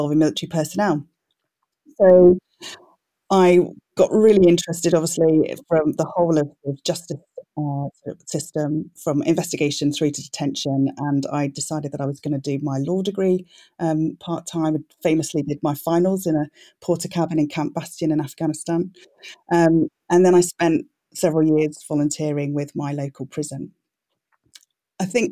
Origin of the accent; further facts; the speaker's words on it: Birmingham, West Midlands, United Kingdom; moved away as an adult; also born or lived in Abergavenny, Wales / Aberystwyth, Wales; I was born in Abergavenny. So I have a proud Welsh heritage, but I then grew up in Birmingham